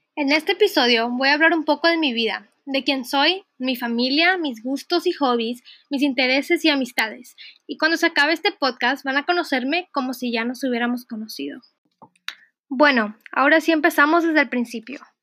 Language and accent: Spanish; Austin, Texas, United States; moved away; also born or lived in Monterrey, Mexico; Yo nací en Monterrey, pero me mudé a Austin, Texas cuando tenía nueve años